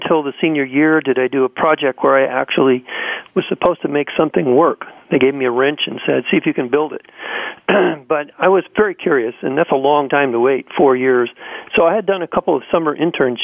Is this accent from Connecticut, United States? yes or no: no; Central California, United States; I was born and raised in Central California on a farm